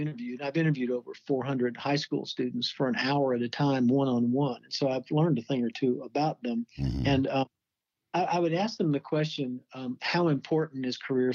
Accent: Kentucky, United States; moved away as an adult; now in Phoenix, United States; from Phoenix and also from Kentucky, actually, my home state

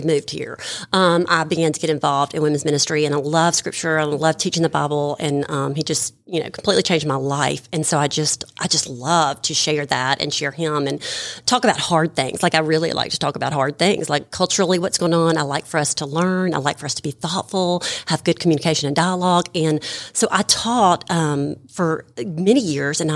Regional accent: Madison, Mississippi, United States; also born or lived in Jackson, Mississippi; I'm from Jackson, Mississippi. Well, Madison, Mississippi.

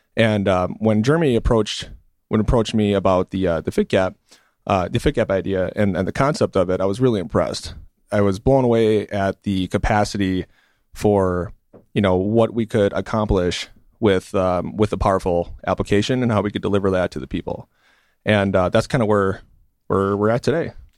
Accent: Milwaukee, Wisconsin, United States; also born or lived in California; I grew up in Milwaukee as well

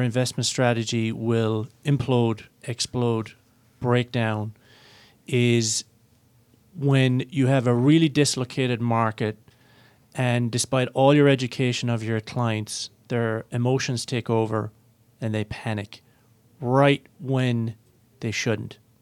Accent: Ireland; I'm Irish

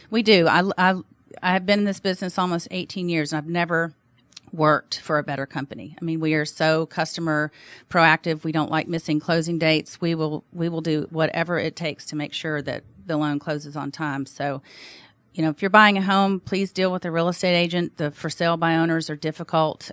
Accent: Alabama, United States; now in Atlanta, United States; I'm from Alabama, so of course we're licensed in Alabama

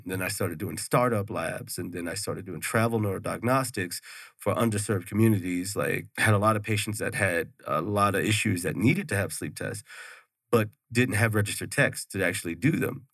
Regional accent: Houston, Texas, United States; moved away as an adult; now in Mesa, United States; I'm originally from Texas. I'm from Houston.

